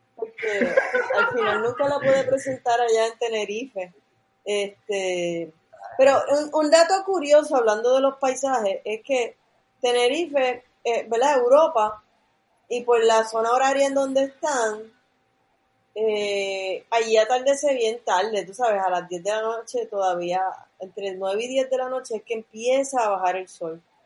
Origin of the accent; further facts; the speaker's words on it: Puerto Rico; yo soy de, Riondo, yo soy casi de Levitown.